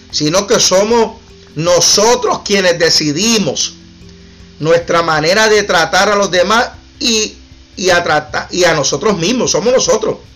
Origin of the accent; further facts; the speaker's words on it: Puerto Rico; Aquí los que somos puertorriqueños y, sin, y sin menospreciar, porque no es un menosprecio los de Honduras, los de Nicaragua, otros países que están aquí o Colombia.